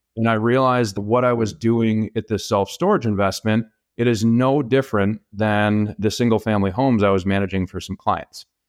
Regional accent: Minnesota, United States; also born or lived in Kansas; I grew up in Minnesota, went and played college football and got a degree at Kansas State University

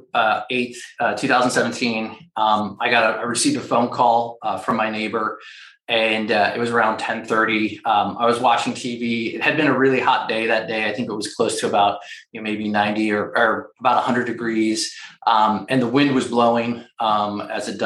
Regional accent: Florida, United States; moved away; I grew up in Florida.

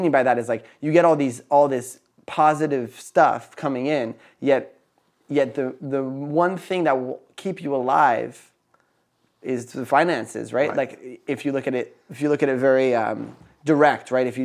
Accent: Philadelphia, Pennsylvania, United States; also born or lived in Napa Valley, California; I grew up partially in Philadelphia and partially in Napa Valley.

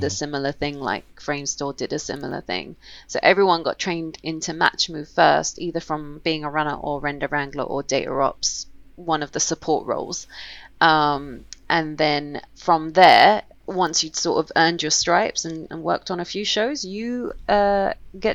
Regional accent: London, United Kingdom; I was born and raised in London, Camden Town.

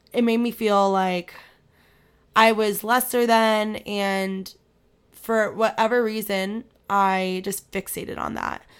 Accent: Manhattan Beach, California, United States; moved away as an adult; now in Virginia, United States; I grew up in Manhattan Beach.

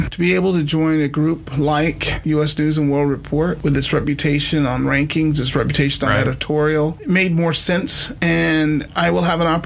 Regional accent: Okinawa, Japan; born there; also born or lived in Germany / New Jersey / El Paso; So I came to school in Beaumont, but I was born in Okinawa, Japan, lived in Germany, lived wow. in Jersey, lived in, you know, everywhere.

